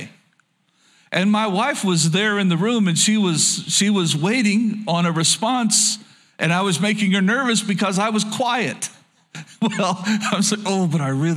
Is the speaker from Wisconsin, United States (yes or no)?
no; Oklahoma, United States; a Southern boy growing up in Oklahoma